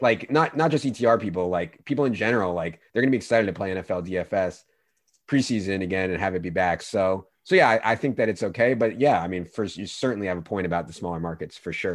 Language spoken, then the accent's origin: English; Virginia, United States; I grew up in Virginia